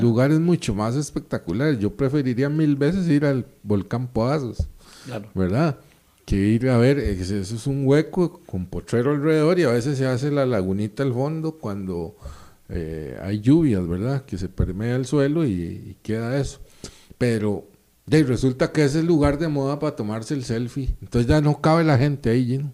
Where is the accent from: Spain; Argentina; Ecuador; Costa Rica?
Costa Rica; como somos los ticos